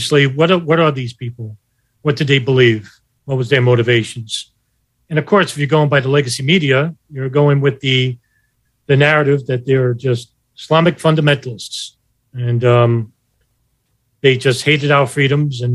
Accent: New York, United States; I was from New York

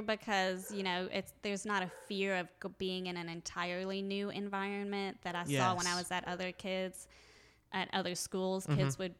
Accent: Ohio, United States; So, when I am actually from Ohio.

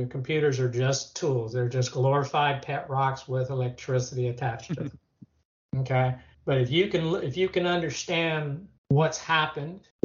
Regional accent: Florida, United States; moved away; I'm from Florida originally. I thought about moving back to Florida

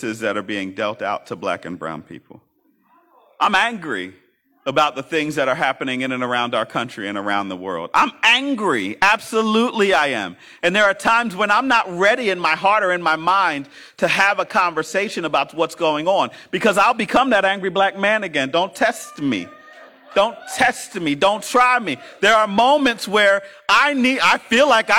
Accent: Philadelphia, Pennsylvania, United States; I came from West Philly.

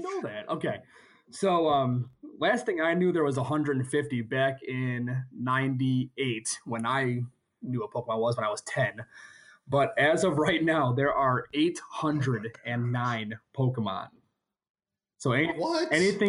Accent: Chicago, Illinois, United States; I'm from Chicago

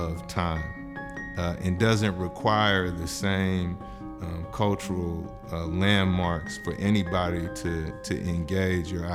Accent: San Francisco, California, United States; born and raised in San Francisco

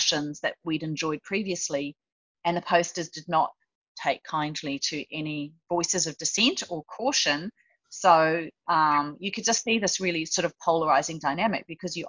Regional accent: Australia; as an Australian

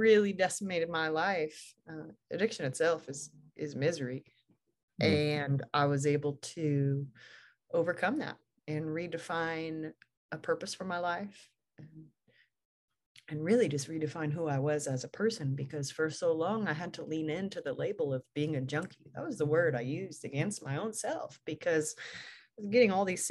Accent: Portland, Oregon, United States; moved away; I'm born and raised in Portland, Oregon

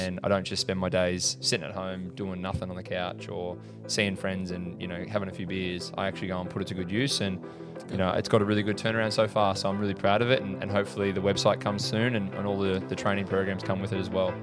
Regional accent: Horsham, Victoria, Australia; I grew up in Horsham, Country

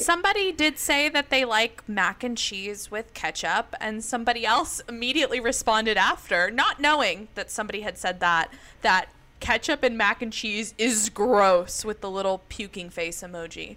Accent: the South, United States; I grew up in the South

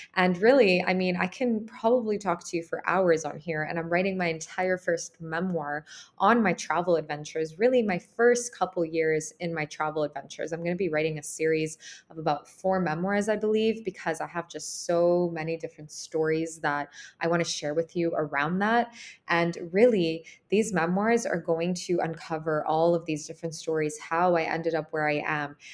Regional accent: Canada; moved away as an adult; also born or lived in Ukraine; I grew up in Ukraine. I left Ukraine when I was four. I moved to Canada with my mom, and that's where I grew up and I was raised.

